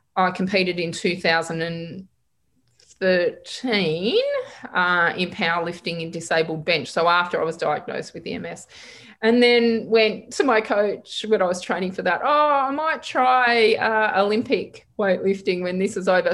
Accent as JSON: {"language": "English", "town": "Geelong", "region": "Victoria", "country": "Australia", "tie": "born or raised there", "also_born_or_lived": "Perth", "moved": "yes", "lives_now": "Victoria, Australia", "said": "I was born in Geelong"}